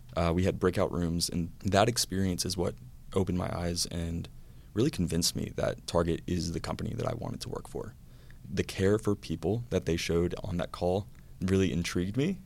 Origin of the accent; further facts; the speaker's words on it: Louisiana, United States; moved away as an adult; also born or lived in Georgia / North Carolina; I am a Louisiana native. So I grew up in Louisiana